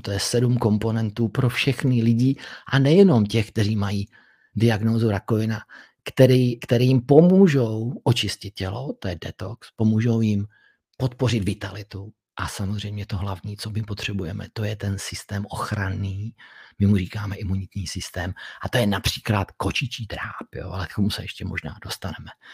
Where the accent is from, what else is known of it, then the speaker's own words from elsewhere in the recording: Czechia; tak jsem patriot Čech protože jsem se narodil tady